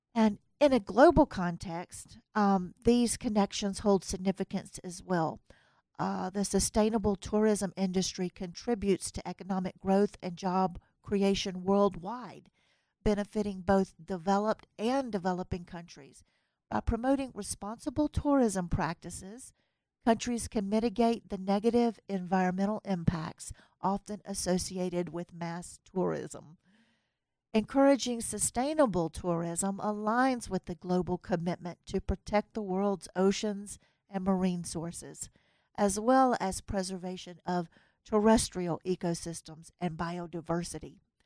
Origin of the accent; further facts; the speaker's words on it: US South, United States; accent: Southern; now in Reno, United States; my accent is, uh, of a Southern accent and, uh, U S Southern